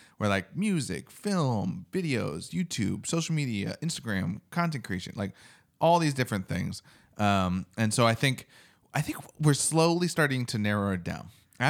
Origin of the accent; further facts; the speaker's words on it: East Coast, United States; I don't know if it's the East Coaster in me or what